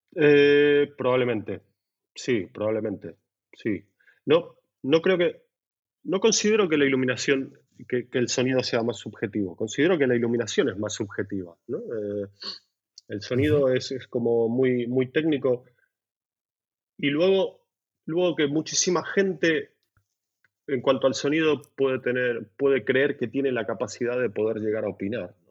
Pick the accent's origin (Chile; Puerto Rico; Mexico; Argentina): Argentina; Buenos Aires; now in Barcelona, Spain; soy de Buenos Aires, nacido en Buenos Aires